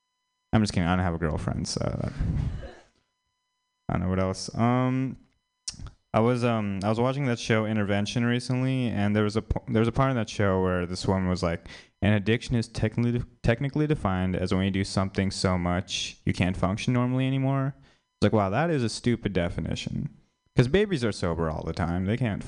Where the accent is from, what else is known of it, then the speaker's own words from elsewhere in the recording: India; Maybe it's just me, but as an Indian person, Kumar from like the Harold and Kumar movies means a lot more to me than Kamala Harris.